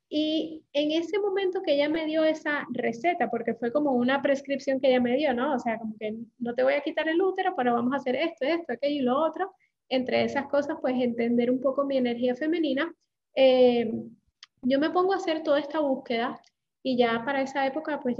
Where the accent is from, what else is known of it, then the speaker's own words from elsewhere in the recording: Puerto Rico; accent: Puerto Rican; now in Panama; soy puertorriqueña, aunque no tengo acento así como muy pesado puertorriqueño, pero soy puertorriqueña, llevo en Panamá, eh, llegué a Panamá hace 13 años